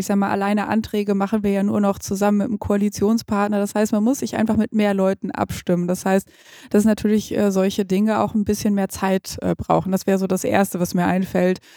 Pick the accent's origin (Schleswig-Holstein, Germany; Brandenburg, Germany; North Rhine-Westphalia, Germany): North Rhine-Westphalia, Germany; Gütersloh; born or raised there